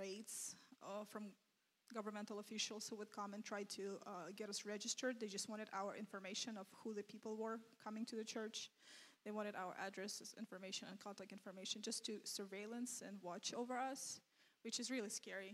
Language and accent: English; Kazakhstan; moved away as an adult; I was born and raised in Kazakhstan.